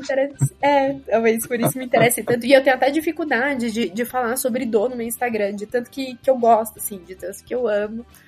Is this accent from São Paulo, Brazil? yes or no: no; Rio Grande do Norte, Brazil; accent: potiguar; now in Ribeirão Preto, Brazil; não estranhem o sotaque, eu sou potiguar e ele costuma florar nesses momentos